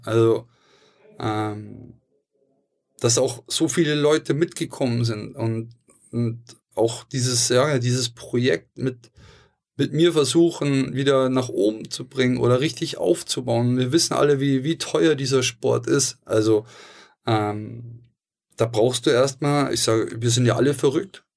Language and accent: German; Hamburg, Germany; weil wir Hamburger sind